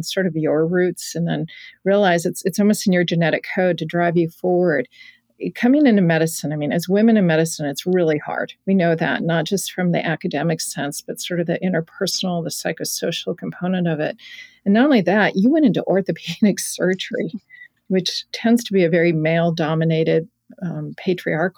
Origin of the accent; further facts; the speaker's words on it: Colorado, United States; I'm from Colorado